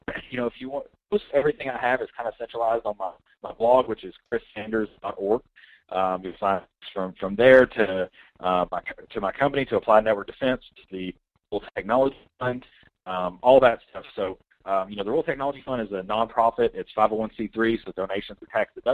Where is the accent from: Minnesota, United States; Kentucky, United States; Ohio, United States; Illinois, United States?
Kentucky, United States; now in Georgia, United States; I'm from Kentucky